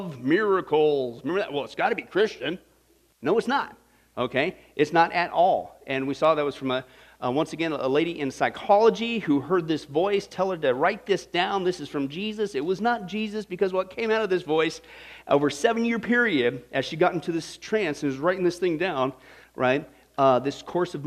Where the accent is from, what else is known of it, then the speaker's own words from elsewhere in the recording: Kansas, United States; as a teenager growing up in Kansas, out in the middle of nowhere